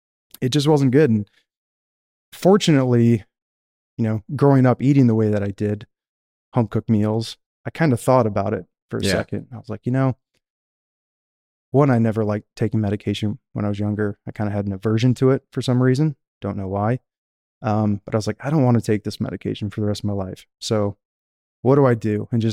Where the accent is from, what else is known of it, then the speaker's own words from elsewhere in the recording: Michigan, United States; you know, I grew up in Michigan. You could say the country. I wasn't in a city center. I was, you know, outside of town.